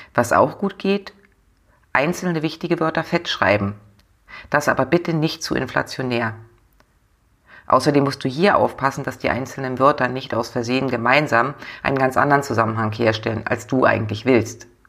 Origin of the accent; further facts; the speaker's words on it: the North, Northern Germany, Germany; bei uns im Norden